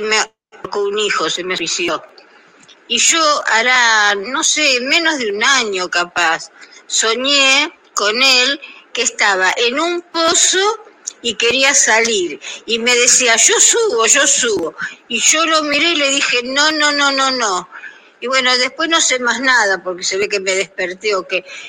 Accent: Argentina; soy de Argentina, tengo 80 años

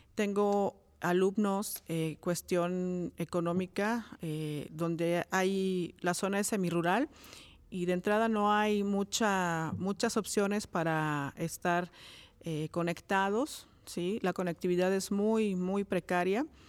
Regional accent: Cuautla, Morelos, Mexico; yo soy de Coautla, originaria de Coautla, Morelos

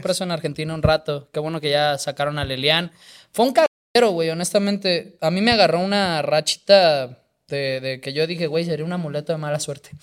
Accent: Mexico; soy de México

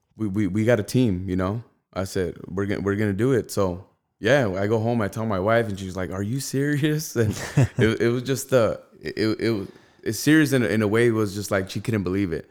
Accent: Rialto, California, United States; I grew up in the south of Rialto

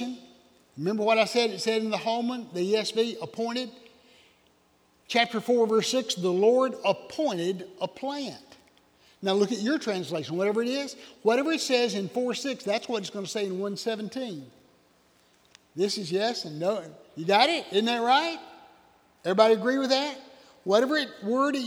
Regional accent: Oconee County, South Carolina, United States; I'm from Oconee County.

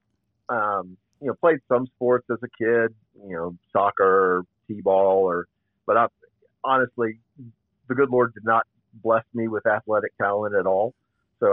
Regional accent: Northern Virginia, United States; I grew up in Northern Virginia, just south of D.C. Was born and raised there.

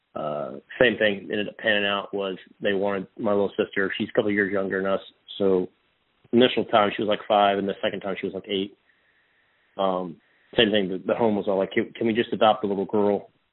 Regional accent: Texas, United States; also born or lived in Odessa, Texas; born and raised in Texas, uh, born in Odessa, actually, great football uh, part of the world, and um, relocated to uh, Central Texas

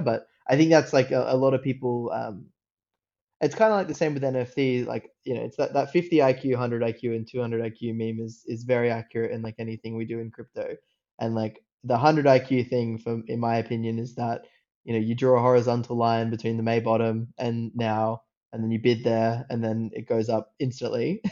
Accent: Australia; accent: Australian; I grew up like in Australia. If you can if you can tell by the accent

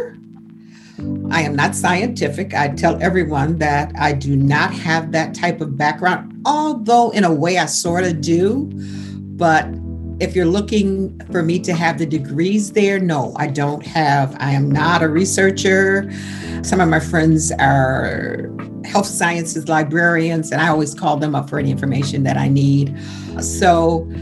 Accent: Buffalo, New York, United States; also born or lived in Georgia; I was raised in Buffalo, New York, educated in Buffalo, New York, but my roots still remained in Georgia until I was about 12 years old

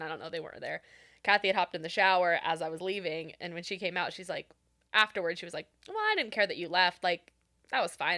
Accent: Renton, Washington, United States; born and raised in Renton

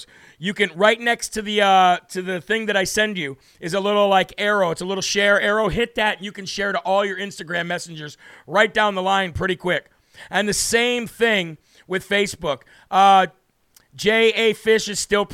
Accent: United States; I'm not British. I'm American

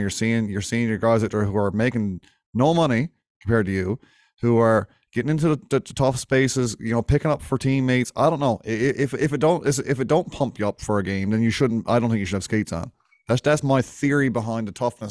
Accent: Winterton, Newfoundland and Labrador, Canada; my hometown of Winterton

